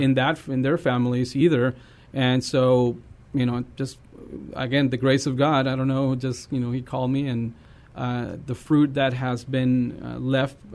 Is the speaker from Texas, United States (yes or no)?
yes; Eagle Pass, Texas, United States; I'm from Texas. I'm from Eagle Pass.